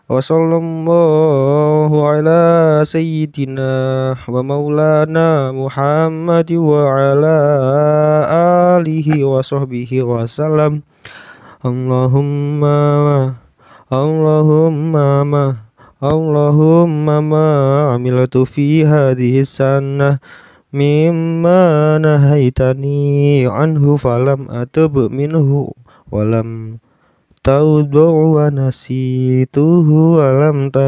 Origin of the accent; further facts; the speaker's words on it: Java, Indonesia; kita sebagai orang muslim ya dan juga sebagai orang Jawa